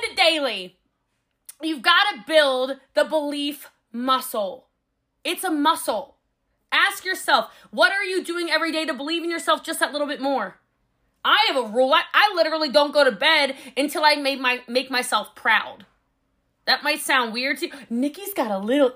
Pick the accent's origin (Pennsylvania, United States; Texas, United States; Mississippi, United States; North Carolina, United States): Texas, United States; I'm a Texan